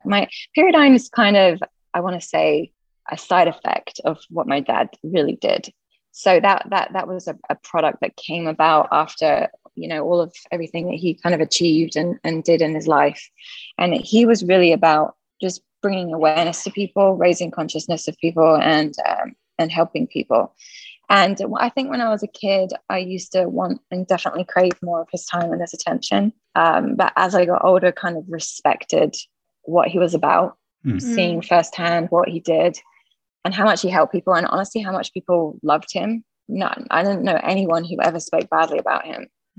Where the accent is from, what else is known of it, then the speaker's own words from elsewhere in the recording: Laguna Beach, California, United States; born there; I was born at home in Laguna Beach in a pyramid.